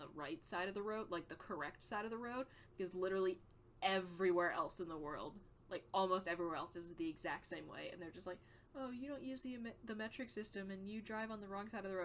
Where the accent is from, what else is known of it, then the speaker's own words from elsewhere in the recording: United States; I'm an American